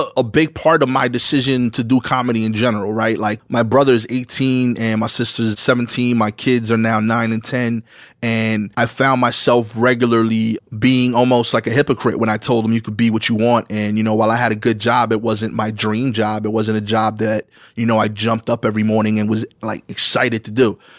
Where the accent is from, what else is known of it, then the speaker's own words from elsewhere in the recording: New York City, New York, United States; I grew up on Pickin and Montauk. We actually still own the house that I grew up in.